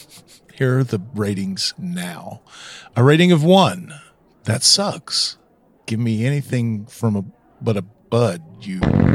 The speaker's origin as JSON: {"language": "English", "region": "Tennessee", "country": "United States", "said": "I'm from Tennessee"}